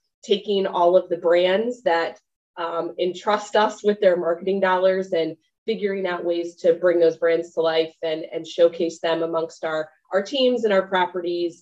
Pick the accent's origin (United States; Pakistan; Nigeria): United States; Midwest; I am a Midwestern girl, born and raised in the Midwest